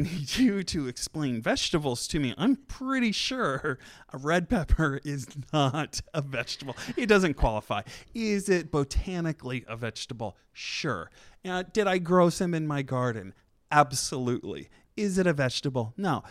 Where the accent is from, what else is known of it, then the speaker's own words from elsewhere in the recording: Churubusco, Indiana, United States; moved away; I'm from Chirabusco, which is right outside of Fort Wayne